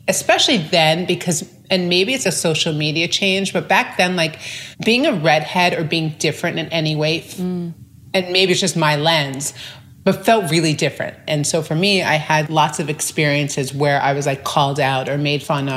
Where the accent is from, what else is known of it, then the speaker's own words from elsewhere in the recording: New York, United States; I grew up in New York to very loving parents with an older brother